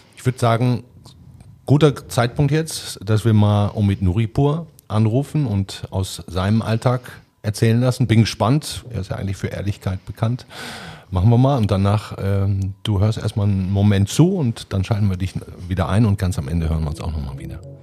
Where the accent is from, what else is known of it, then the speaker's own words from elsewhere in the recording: Duisburg, North Rhine-Westphalia, Germany; in meiner Heimatstadt Duisburg